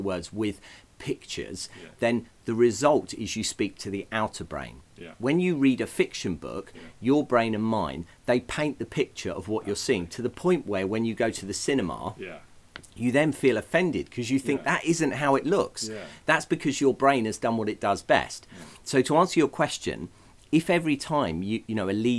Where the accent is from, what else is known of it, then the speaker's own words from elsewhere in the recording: England, United Kingdom; I come from England